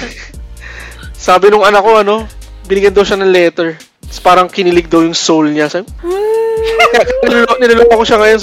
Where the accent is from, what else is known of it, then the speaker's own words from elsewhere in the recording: San Juan, Metro Manila, Philippines; Taga San Juan ako, eh, San Juan, Mani- Metro Manila.